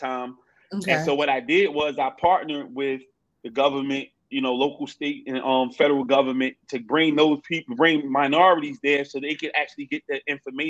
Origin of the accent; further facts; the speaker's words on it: North New Jersey, United States; growing up in North New Jersey